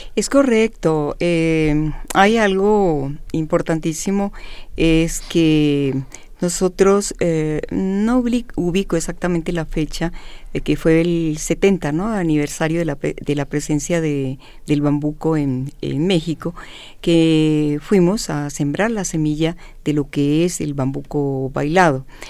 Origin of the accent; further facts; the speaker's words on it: Colombia; moved away; yo nací en Colombia, eh, había salido y sentía yo muchos eh, deseos de compartir con mi gente colombiana